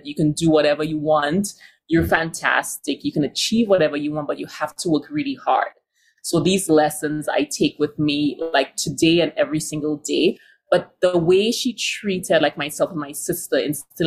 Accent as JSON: {"language": "English", "country": "St. Lucia", "tie": "born or raised there", "also_born_or_lived": "New York / San Francisco / London", "moved": "yes", "lives_now": "Denver, United States", "said": "that I grew up with in St. Lucia"}